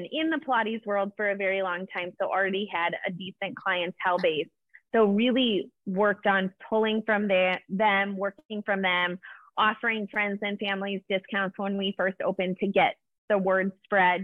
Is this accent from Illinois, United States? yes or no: yes; Chicago, Illinois, United States; moved away as an adult; now in Ohio, United States; I am originally from Chicago, born and raised, and just recently moved to Ohio